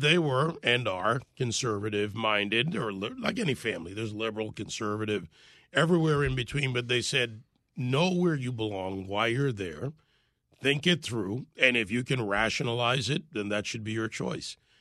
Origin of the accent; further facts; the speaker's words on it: Jamaica; now in United States; I was born in Jamaica